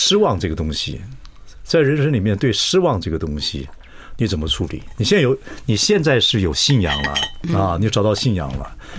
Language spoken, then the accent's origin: Chinese; southern Taiwan, Taiwan; 我的心情是喜欢带新人，因为我是南部孩子，我知道一个人要出来很难。